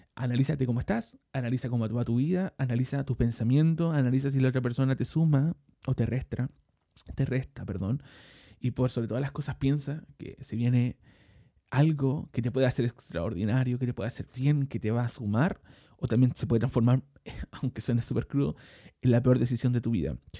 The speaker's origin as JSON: {"language": "Spanish", "country": "Chile", "also_born_or_lived": "Maipú, Santiago", "said": "soy chileno, vivo en este momento en Maipú, en la comuna de Maipú, en la ciudad de Santiago"}